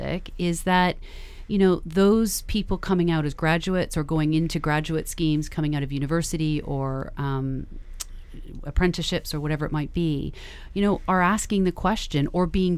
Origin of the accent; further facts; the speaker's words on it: Canada; now in United Kingdom; I'm Canadian.